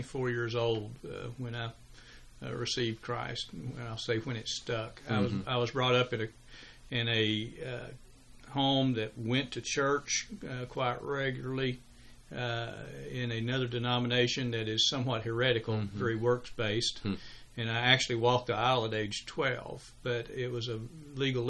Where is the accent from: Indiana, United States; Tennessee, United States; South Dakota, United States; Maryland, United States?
Tennessee, United States; Chattanooga; moved away as an adult; also born or lived in Augusta, Georgia; Chattanooga, Tennessee, which was my home